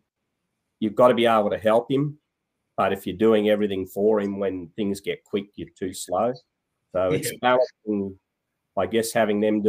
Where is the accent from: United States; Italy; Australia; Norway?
Australia; TSS, Queensland; also born or lived in Western Australia; I went to boarding school from grade three. I was born in West Australia, actually, and went over to school at TSS there through to my senior year.